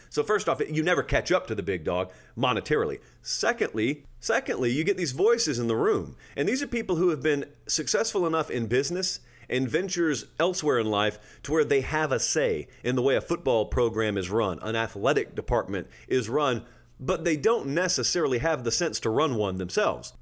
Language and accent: English; Georgia, United States; I grew up in Georgia